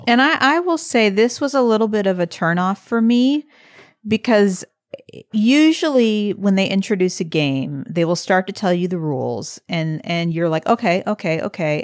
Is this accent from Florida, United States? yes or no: no; St. Louis, Missouri, United States; moved away; I was from Saint Louis and that I, in fact, grew up five minutes from where he did